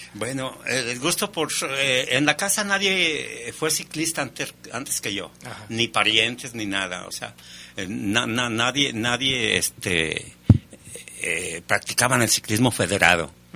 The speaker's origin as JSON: {"language": "Spanish", "town": "León", "region": "Guanajuato", "country": "Mexico", "tie": "born or raised there", "said": "Ahí en el Cuecillo, de donde yo soy, en el barrio del Cuecillo, en la calle Jalapa"}